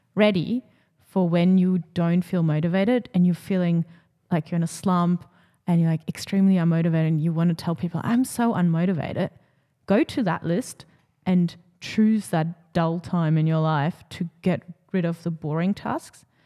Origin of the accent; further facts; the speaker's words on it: Germany; moved away; growing up in Germany